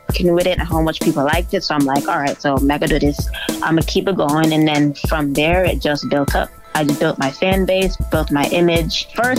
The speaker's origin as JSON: {"language": "English", "region": "Kingston", "country": "Jamaica", "tie": "born or raised there", "also_born_or_lived": "Boston, United States", "said": "So, I grew up in two places. I grew up in Kingston, Jamaica, and I grew up here in Boston. I was actually born here in Boston as well, but I grew up in both places. Thus, you know, the accent, that's where the accent came from."}